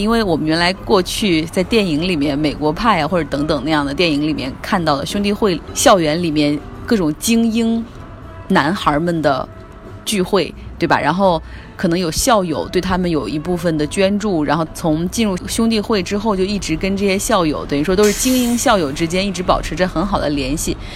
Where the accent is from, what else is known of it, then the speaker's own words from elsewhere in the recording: China; 我们中国人